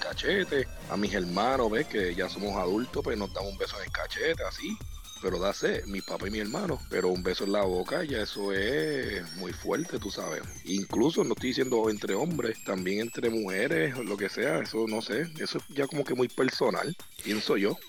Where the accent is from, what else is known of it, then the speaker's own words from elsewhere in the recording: Puerto Rico; donde yo crecí en Puerto Rico